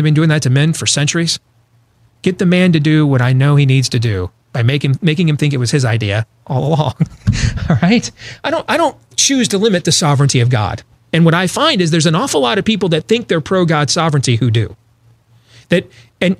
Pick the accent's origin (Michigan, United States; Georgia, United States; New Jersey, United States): Michigan, United States; Grand Rapids; I grew up in Grand Rapids, Michigan, is where I went to high school